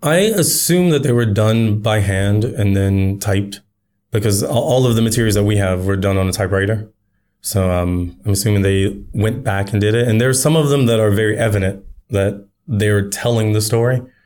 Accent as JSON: {"language": "English", "country": "United States", "moved": "yes", "lives_now": "Japan", "said": "as an American"}